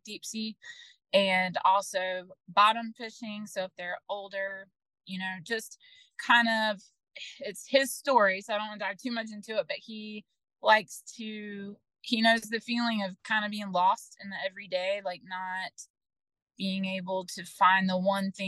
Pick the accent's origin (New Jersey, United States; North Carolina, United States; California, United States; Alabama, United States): North Carolina, United States; Sneads Ferry; also born or lived in Florida; I am actually from Sneeds Ferry, North Carolina. I still live in Sneeds Ferry, North Carolina